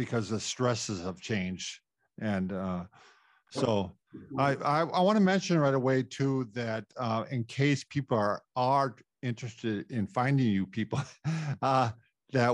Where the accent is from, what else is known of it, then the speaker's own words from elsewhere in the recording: Norwood Young America, Minnesota, United States; I'm from Norwood, Young America